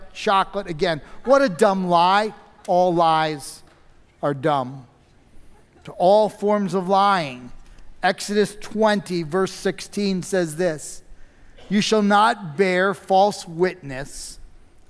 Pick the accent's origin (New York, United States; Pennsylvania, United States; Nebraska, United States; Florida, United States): New York, United States; I grew up in New York